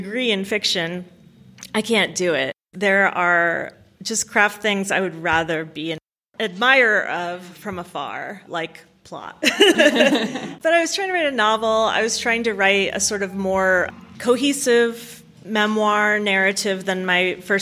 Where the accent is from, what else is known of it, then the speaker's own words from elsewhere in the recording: New Jersey, United States; moved away as an adult; also born or lived in Maryland / Seattle, Washington; now in Columbus, United States; I was born in New Jersey, lived in Maryland for 4 years for college, and then I went out to Seattle where I lived for 10 years before coming to Ohio